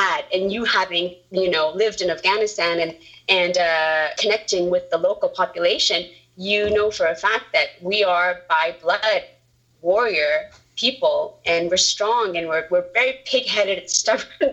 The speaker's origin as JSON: {"language": "English", "town": "Boston", "region": "Massachusetts", "country": "United States", "tie": "born or raised there", "also_born_or_lived": "Lebanon / Saudi Arabia / New York", "moved": "yes", "lives_now": "California, United States", "said": "I'm from Boston. I was born and raised over there, and then we ended up moving to California afterwards"}